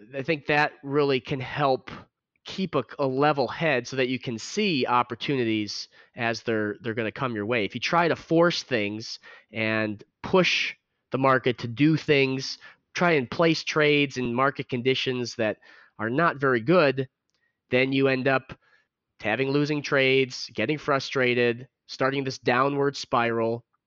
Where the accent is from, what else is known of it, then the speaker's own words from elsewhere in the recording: Chicago, Illinois, United States; growing up in the Chicago area